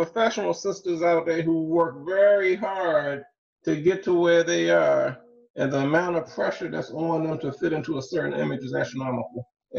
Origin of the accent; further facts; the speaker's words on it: Baltimore, Maryland, United States; we're from Baltimore too.